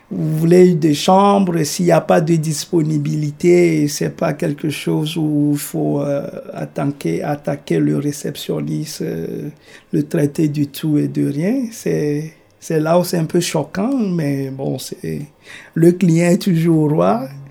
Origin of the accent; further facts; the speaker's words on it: Togo; moved away as an adult; now in Canada; Je suis originaire du Togo, en Afrique de l'Ouest. Je suis arrivé euh, ici au Canada en décembre 2019 en tant qu'immigré